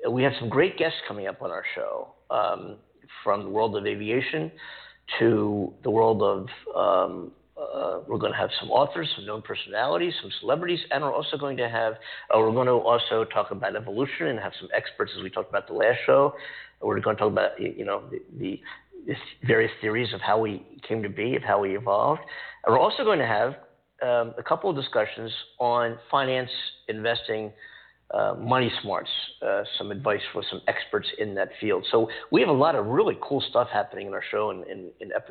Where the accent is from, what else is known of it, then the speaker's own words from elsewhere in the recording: East Coast, United States; also born or lived in New York City; now in California, United States; I live in California. I came from the East Coast. I lived in New York City